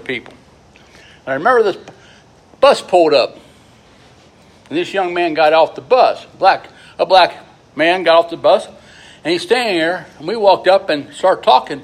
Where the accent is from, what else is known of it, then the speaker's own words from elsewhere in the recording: Loveland, Ohio, United States; also born or lived in Goshen, Ohio; I was raised in Loveland, Ohio, country boy. Goshen, Ohio.